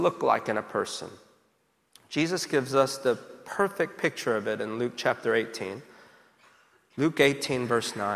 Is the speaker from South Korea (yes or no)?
yes; South Korea; now in United States; growing up in Korea, as a child